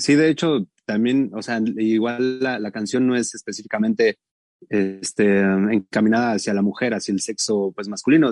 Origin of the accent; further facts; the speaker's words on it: Atizapán de Zaragoza, State of Mexico, Mexico; also born or lived in Tlalnepantla; como somos de, Atizapán, de Zaragoza, del bellísimo Atizapán y también de Tlane, somos de esos dos este, municipios